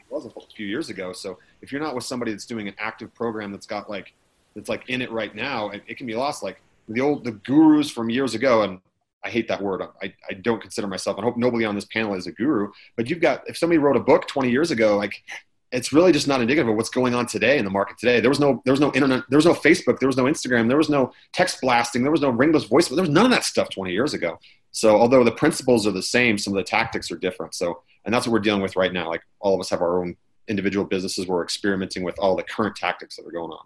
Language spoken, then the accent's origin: English; Utah, United States; I'm from Utah. I'm here in California right now